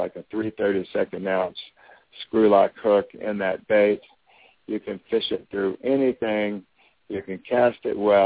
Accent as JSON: {"language": "English", "region": "Texas", "country": "United States", "tie": "born or raised there", "also_born_or_lived": "Houston, Texas / Corpus Christi, Texas / Austin, Texas / Durango, Colorado", "moved": "as an adult", "lives_now": "Florida, United States", "said": "I was raised in Texas"}